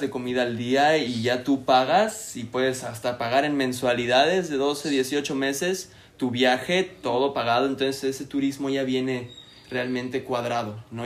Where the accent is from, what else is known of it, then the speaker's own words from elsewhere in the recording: Puerto Aventuras, Quintana Roo, Mexico; also born or lived in Playa del Carmen; Yo crecí en Puerto Aventuras, que es un complejo privado a quince minutos de Playa del Carmen.